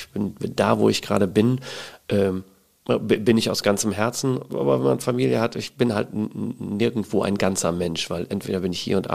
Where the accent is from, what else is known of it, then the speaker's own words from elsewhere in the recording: Emden, Lower Saxony, Germany; now in Klagenfurt, Austria; Ich komme ähm, aus Emden, ja, Ostfriese.